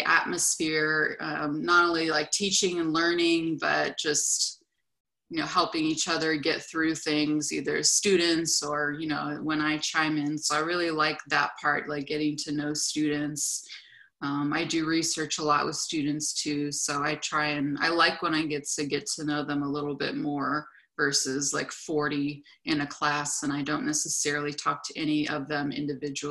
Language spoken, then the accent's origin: English; California, United States; moved away as an adult; Since I'm from California, as I said, I looked for jobs in California